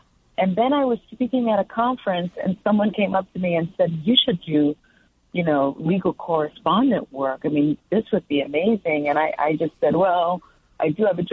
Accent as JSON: {"language": "English", "town": "New York City", "region": "New York", "country": "United States", "tie": "born or raised there", "also_born_or_lived": "Manhattan", "said": "I grew up in the South Bronx in the projects"}